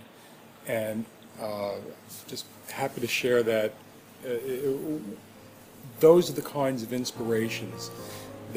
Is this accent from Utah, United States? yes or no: no; New York, United States; I grew up in New York and just outside the city